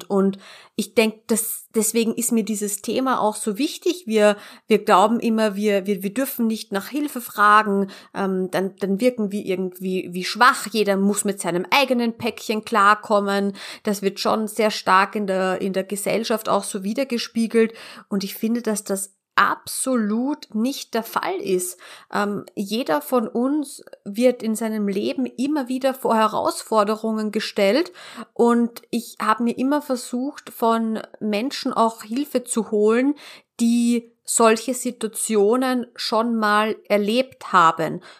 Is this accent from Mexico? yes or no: no; Austria; Also man darf bei uns in Österreich sich nicht ähm, Berater nennen oder eine 1 zu 1 Beratung anbieten, wenn man dieses Gewerbe nicht hat.